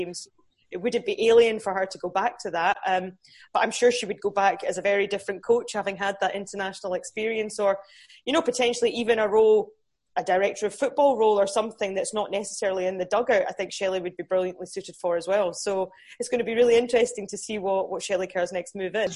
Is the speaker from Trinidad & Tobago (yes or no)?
no; Newcastle, North East England, United Kingdom; my dad's English, so I was born in Newcastle